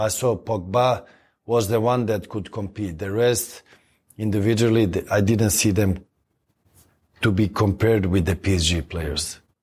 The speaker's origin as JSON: {"language": "English", "country": "Sweden", "moved": "as an adult", "lives_now": "Los Angeles, United States", "said": "I come from Sweden"}